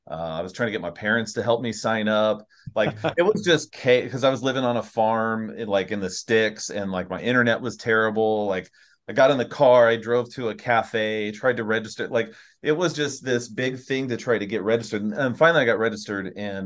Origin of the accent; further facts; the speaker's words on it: Southern California, United States; I grew up in Southern California eating tacos.